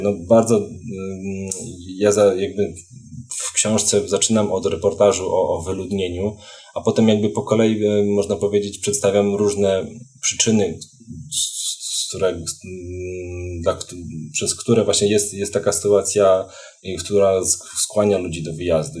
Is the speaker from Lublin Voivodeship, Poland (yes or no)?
yes; Krasnystaw, Lublin Voivodeship, Poland; moved away as an adult; also born or lived in Warsaw; ja, ja pochodzę z takiej miejscowości Krasny Staw, to jest na Lubelszczyźnie, około 50 km od Lublina